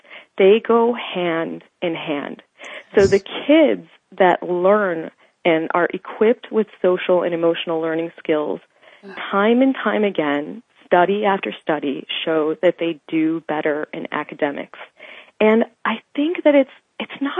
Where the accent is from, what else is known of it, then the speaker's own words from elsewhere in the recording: United States; I come from two Indian immigrant parents, and I grew up in the States